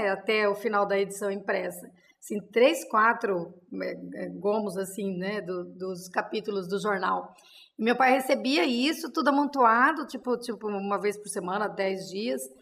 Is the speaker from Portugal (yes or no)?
no; Penápolis, São Paulo, Brazil; born there; eu nasci em Penápolis com quatro irmãs, né?